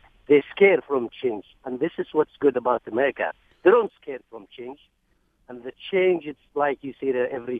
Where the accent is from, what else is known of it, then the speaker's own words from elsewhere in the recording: Yemen; English is a second language; now in United States; Yes, we are. I came from Yemen